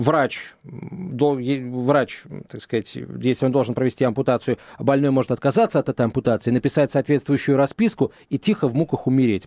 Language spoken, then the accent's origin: Russian; Moscow, Russia; Мы, москвичи